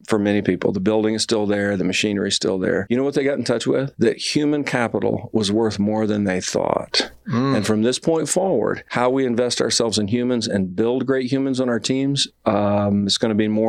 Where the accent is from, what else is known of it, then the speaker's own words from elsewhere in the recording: Alabama, United States; I'm from Alabama